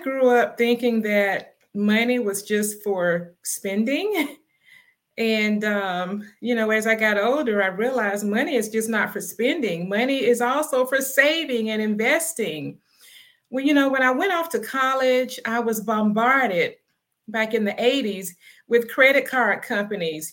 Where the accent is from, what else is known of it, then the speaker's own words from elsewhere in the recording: Palmetto, Florida, United States; now in Atlanta, United States; I'm originally from Palmetto, Florida, which is in the Tampa Bay area, but I'm now in Atlanta, Georgia. I've been living in Atlanta for, wow, 30 years